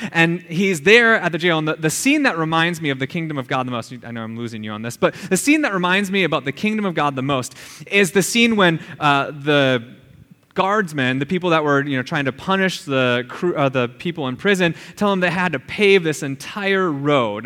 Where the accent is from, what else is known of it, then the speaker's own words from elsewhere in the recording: Minnesota, United States; moved away; I grew up in Midwest Minnesota, and it is flat as all get out